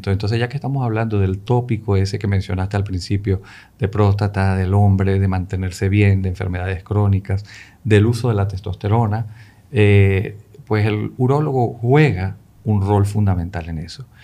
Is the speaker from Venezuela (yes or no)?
yes; Caracas, Capital District, Venezuela; also born or lived in Tangier, Morocco / Spain; Yo nací en Marruecos, en Tánger, que es la puerta europea de, de, de África de ahí pasé por España y, bueno, gran parte de mi vida la pasé en Venezuela, en Caracas, a quien agradezco muchísimo.